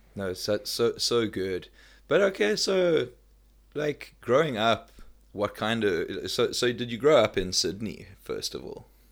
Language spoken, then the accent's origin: English; South Africa; moved away; also born or lived in Melbourne, Australia; I'm from South Africa